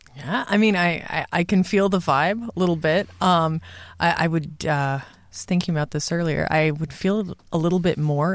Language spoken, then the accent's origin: English; Southern California, United States; my dad is in local politics in my hometown in Southern California